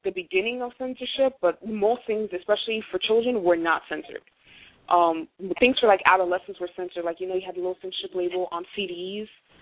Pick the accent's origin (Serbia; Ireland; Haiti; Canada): Haiti; English is a second language; moved away; as a child in Haiti, I didn't speak English